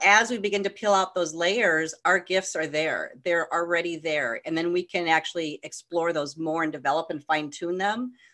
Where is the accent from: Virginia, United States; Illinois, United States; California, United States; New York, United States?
California, United States; I grew up in California